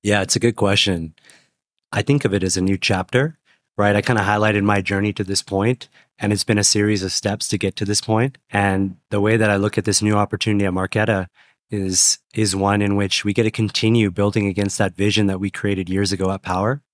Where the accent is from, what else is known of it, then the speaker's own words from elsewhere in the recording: Portland, Oregon, United States; moved away; I'm from Portland, Oregon originally